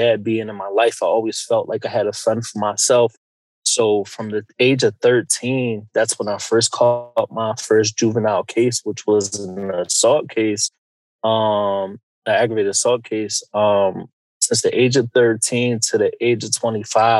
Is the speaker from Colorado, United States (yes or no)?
no; Philadelphia, Pennsylvania, United States; I grew up in Philadelphia, the Huntington Park section to be exact, like 5th and Cayuga